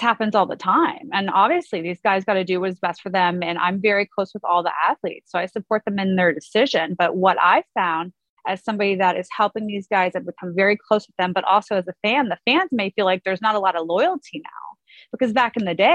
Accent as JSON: {"language": "English", "town": "Kingwood", "region": "Texas", "country": "United States", "tie": "born or raised there", "said": "I grew up in Kingwood, Texas, which is just north of Houston"}